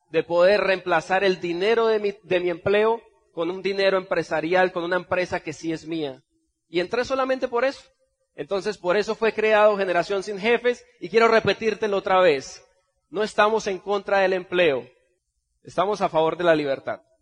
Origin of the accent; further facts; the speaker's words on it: Bucaramanga, Santander, Colombia; vengo desde Bucaramanga, Colombia